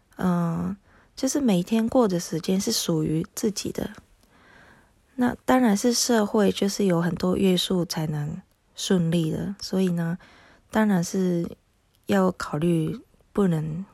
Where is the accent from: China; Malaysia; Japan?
Japan; first language Japanese; Chinese is a second language; now in Taiwan; 因为我是日本人